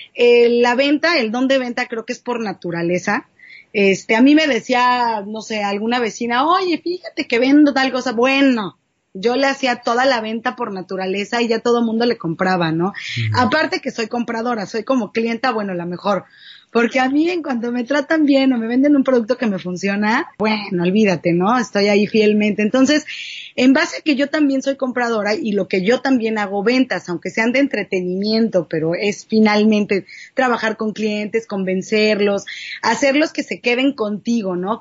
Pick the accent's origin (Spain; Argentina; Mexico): Mexico; Mexico City; also born or lived in Cuernavaca, Morelos / San Antonio, Texas / Los Angeles, California; now in Tijuana, Mexico; soy de la Ciudad de México, viví mucho tiempo en Cuernavaca, Morelos, me fui a vivir a San Antonio